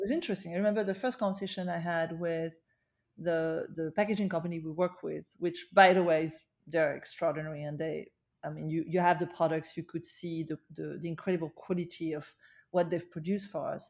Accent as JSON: {"language": "English", "town": "Paris", "region": "Île-de-France", "country": "France", "tie": "born or raised there", "moved": "yes", "lives_now": "New York, United States", "said": "I, I was born in Paris, uh, but I chose to spend my life in New York."}